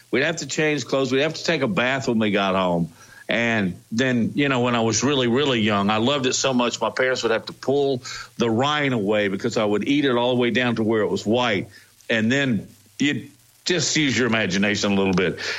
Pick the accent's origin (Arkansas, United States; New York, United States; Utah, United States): Arkansas, United States; When I was a kid, growing up in Arkansas, they had these little picnic table areas with a little red shack